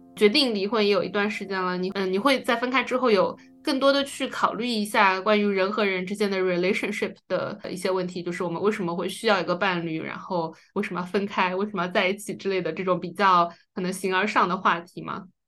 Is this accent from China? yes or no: yes; China; 因为我们是中国人嘛